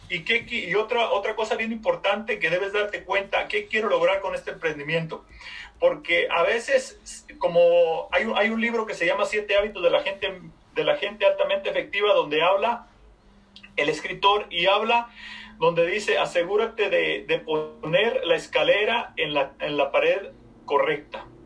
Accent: Mexico; moved away as an adult; soy de México, soy de una población bien pequeñita, bien pequeñita. A la edad de 20 años me vine a este país

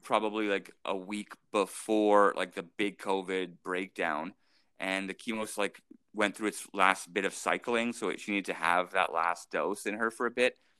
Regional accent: St. Albert, Alberta, Canada; now in Edmonton, Canada; I grew up in St. Albert

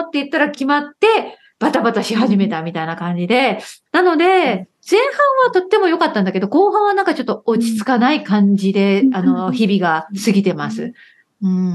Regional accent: Okayama, Japan; now in United Kingdom; 私は岡山出身だから

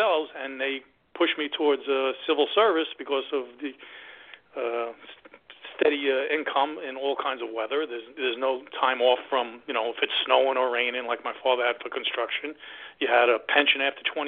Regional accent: New York City, New York, United States; I grew up in New York and Queens in one of the five boroughs

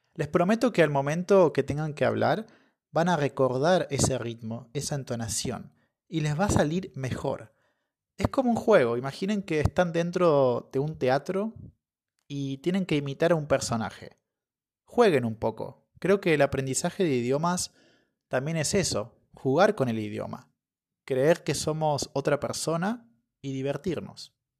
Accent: Argentina; moved away; estoy en mi ciudad natal ahora

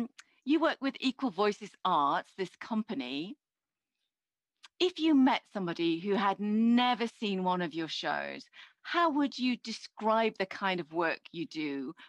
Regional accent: Christchurch, Canterbury, New Zealand; No, I'm from Christchurch, so I know that you're in a different part of the island, right?

